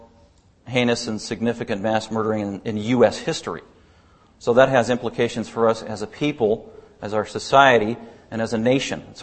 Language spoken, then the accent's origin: English; Denver, Colorado, United States; also born or lived in Littleton, Colorado; I grew up in Denver, Colorado my whole life